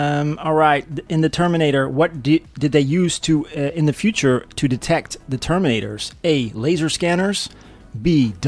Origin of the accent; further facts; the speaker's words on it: Helmond, North Brabant, Netherlands; we, me and …, are from Helmond. The Netherlands.